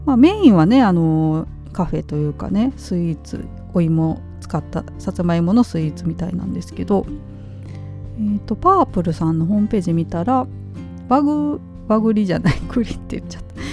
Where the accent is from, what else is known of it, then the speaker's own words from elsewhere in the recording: Nara, Japan; moved away; 私の地元大江戸町なんですけど